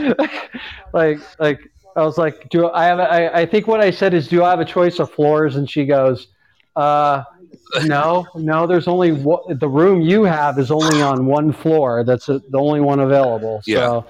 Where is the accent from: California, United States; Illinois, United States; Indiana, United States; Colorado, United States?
California, United States; Los Angeles; moved away; growing up in Los Angeles